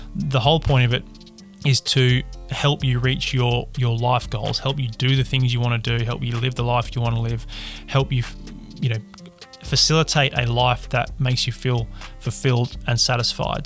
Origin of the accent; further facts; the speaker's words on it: Perth, Western Australia, Australia; moved away; I'm from Perth in Western Australia originally